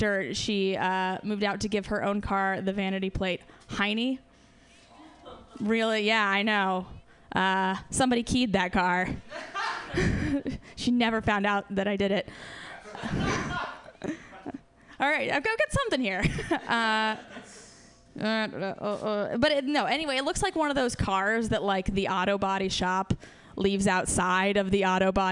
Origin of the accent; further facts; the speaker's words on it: Ohio, United States; moved away; I am from Ohio